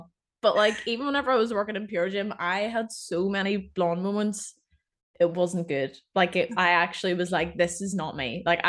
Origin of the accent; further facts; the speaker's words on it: Ireland; So yeah, I'm from Ireland.